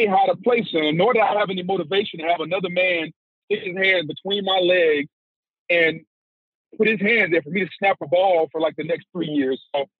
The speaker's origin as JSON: {"language": "English", "town": "Winnsboro", "region": "Louisiana", "country": "United States", "tie": "born or raised there", "said": "I grew up in Winnsboro, Louisiana, population about 3,500 people."}